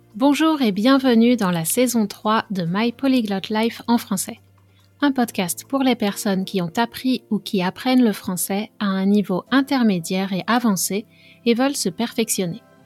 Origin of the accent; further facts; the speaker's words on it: western France, France; Je viens de l'ouest de la France